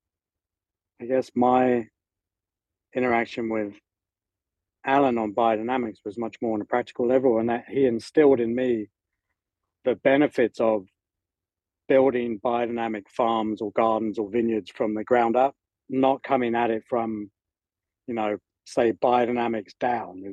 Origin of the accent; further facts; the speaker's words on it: England, United Kingdom; moved away as an adult; also born or lived in Northern California; I was living over there with my mom, and being British